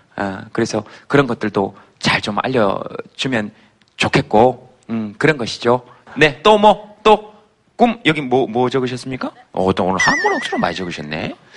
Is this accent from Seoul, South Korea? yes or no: no; Yeongcheon, North Gyeongsang, South Korea; 제 고향인데.